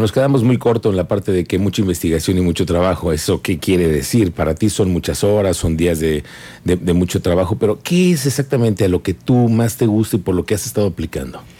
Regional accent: Mexico; soy mexicano

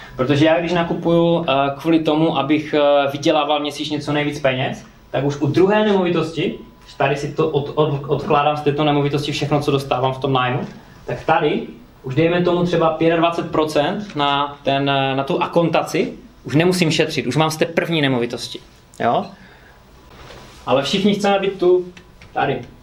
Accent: Karviná, Moravian-Silesian Region, Czechia; moved away as an adult; also born or lived in United Kingdom; pocházím z Karviné

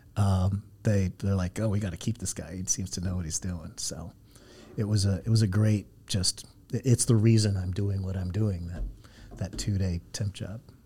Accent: Santa Ana, California, United States; also born or lived in San Diego; now in Los Angeles, United States; I grew up in Santa Ana down the road

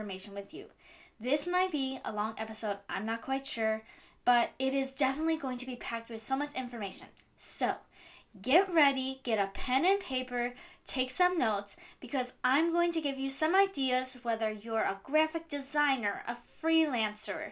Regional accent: Cleveland, Ohio, United States; I am from Cleveland, Ohio

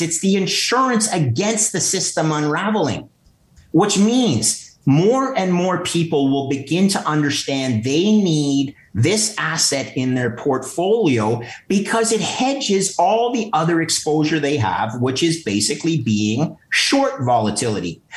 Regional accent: Canada; as a Canadian

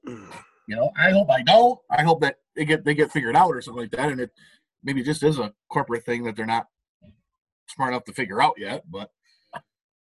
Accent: United States; as an American

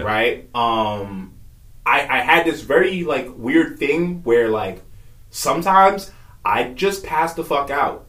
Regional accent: New York, United States; moved away as an adult; also born or lived in Virginia; I originally was born and raised in New York. Grew up there

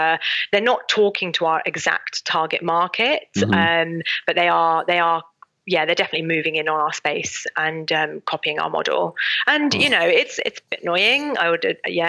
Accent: United Kingdom; as British people

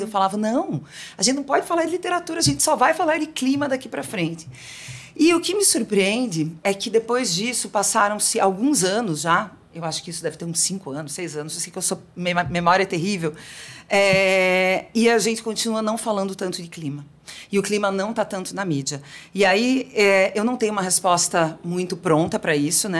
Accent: South Region, Brazil; eu nasci no sul do Brasil, numa comunidade bem conservadora

